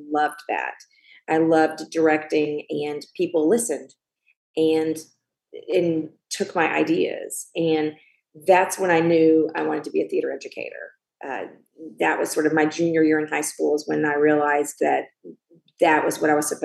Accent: Morrow, Georgia, United States; moved away; also born or lived in Kentucky; I grew up in Georgia, and I went to Morrow High School

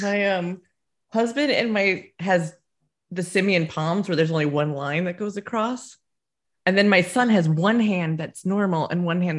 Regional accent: Scotland, United Kingdom; I'm only Scottish in the new sense, in that I live here and participate in society.

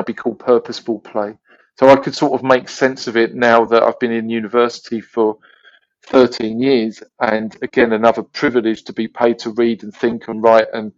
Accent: London, United Kingdom; I was originally from London, and I went to university out of London, and I wanted to return specifically to working in inner London

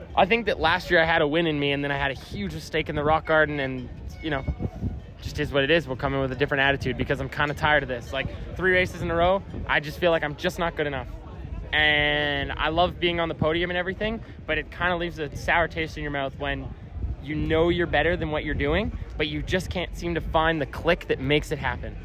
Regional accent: Canada; I'm a Canadian

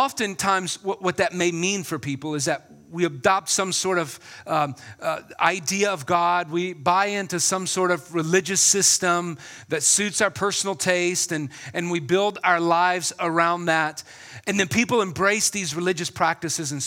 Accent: South Carolina, United States; my hometown in South Carolina

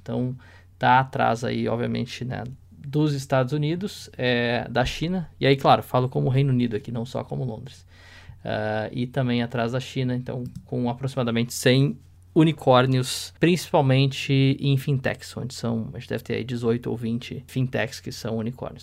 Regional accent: Porto Alegre, Rio Grande do Sul, Brazil; now in London, United Kingdom; eu sou de Porto Alegre, né, do Rio Grande do Sul

